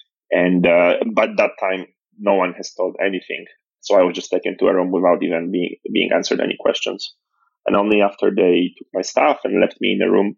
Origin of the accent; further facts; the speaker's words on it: Poland; moved away as an adult; also born or lived in Nigeria; born and raised in Poland